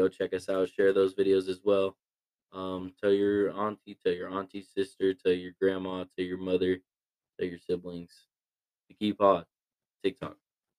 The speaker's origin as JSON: {"language": "English", "region": "Colorado", "country": "United States", "tie": "born or raised there", "said": "growing up in Colorado, being a Colorado native, all this"}